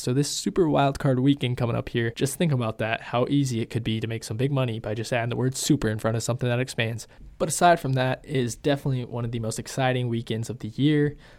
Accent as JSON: {"language": "English", "town": "Seattle", "region": "Washington", "country": "United States", "said": "I'm from Seattle"}